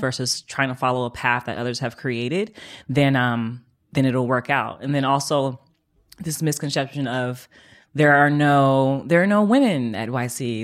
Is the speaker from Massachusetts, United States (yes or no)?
no; Oakland, California, United States; also born or lived in Atlanta; I moved back from Atlanta home to Oakland.